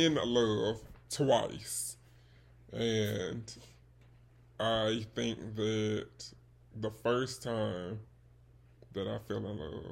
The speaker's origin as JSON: {"language": "English", "town": "Birmingham", "region": "Alabama", "country": "United States", "said": "I am from Alabama. I'm not from the West Coast. I'm from the South, if you could not tell. The 205 to be specific."}